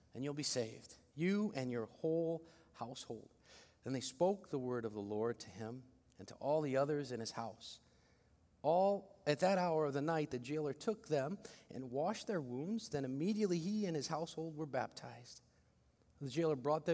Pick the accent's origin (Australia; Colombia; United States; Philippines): Philippines; I'm such a Filipino